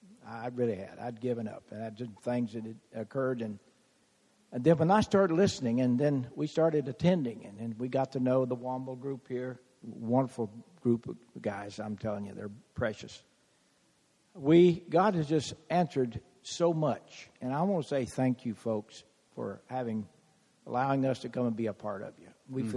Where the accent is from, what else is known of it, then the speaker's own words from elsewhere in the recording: Florida, United States; I've been Texas, and I'm from Florida for a while.